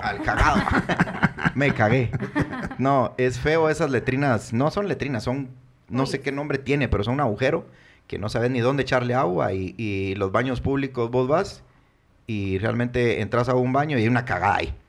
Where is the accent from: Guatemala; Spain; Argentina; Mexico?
Guatemala; soy chapín